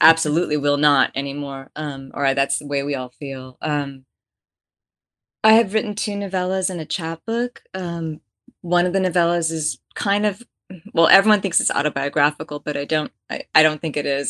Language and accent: English; Bay Area, California, United States; moved away; also born or lived in Texas / France / Russia; I grew up in the Bay Area in a blue collar family